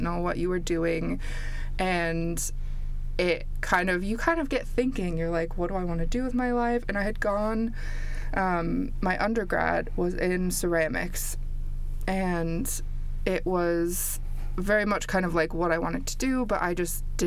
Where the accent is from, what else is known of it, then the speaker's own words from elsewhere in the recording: Midwest of the United States, United States; moved away as an adult; also born or lived in Canada / Milwaukee, Wisconsin; now in Stoke-on-Trent, United Kingdom; I was born in Canada and then grew up mostly in the Midwest of the United States.